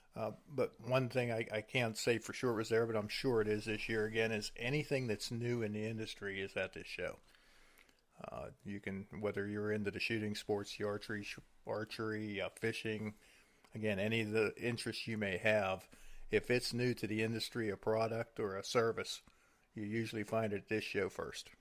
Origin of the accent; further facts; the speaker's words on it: Pennsylvania, United States; we're from Pennsylvania